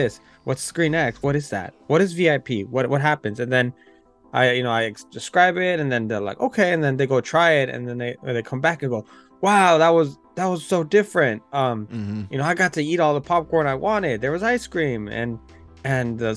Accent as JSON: {"language": "English", "country": "United States"}